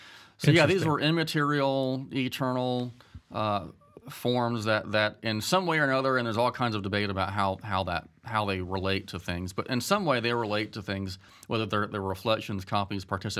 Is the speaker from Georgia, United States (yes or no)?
yes; Statesboro, Georgia, United States; Well, I am from Statesboro, Georgia, and married for almost 20 years, have three kids.